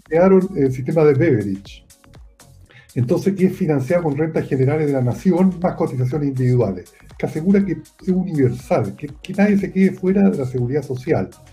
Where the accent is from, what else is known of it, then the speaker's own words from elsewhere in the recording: Santiago, Santiago Metropolitan Region, Chile; yo soy de Santiago